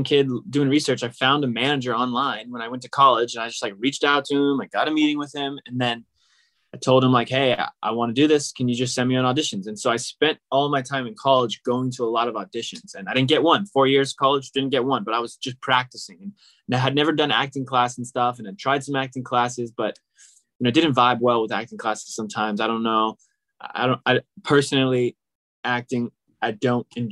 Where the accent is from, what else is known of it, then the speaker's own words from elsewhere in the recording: Sacramento, California, United States; also born or lived in Palo Alto; now in Los Angeles, United States; I was actually born and raised in Sacramento. I'm born in Palo Alto, but grew up in Sacramento